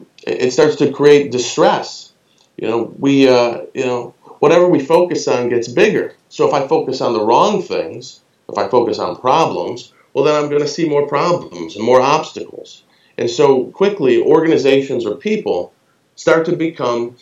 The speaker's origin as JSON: {"language": "English", "country": "United States", "said": "I'm American"}